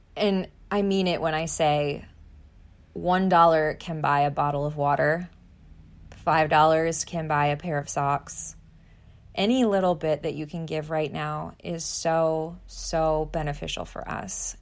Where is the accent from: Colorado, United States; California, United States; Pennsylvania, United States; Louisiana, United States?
Pennsylvania, United States; moved away as an adult; now in New York City, United States; my hometown life in Pennsylvania